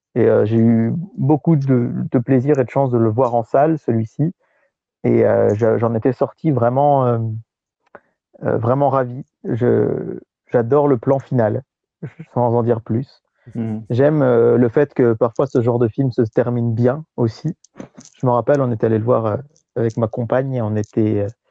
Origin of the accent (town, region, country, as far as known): France